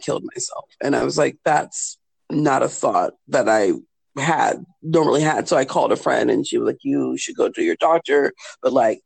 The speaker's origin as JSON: {"language": "English", "region": "California", "country": "United States", "moved": "as an adult", "lives_now": "Germany", "said": "in the States, in California, where I'm from"}